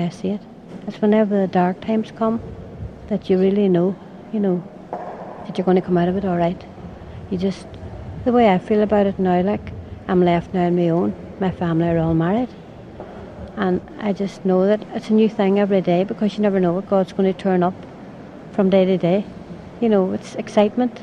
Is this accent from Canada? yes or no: no; Derry, Northern Ireland, United Kingdom; I'm from Derry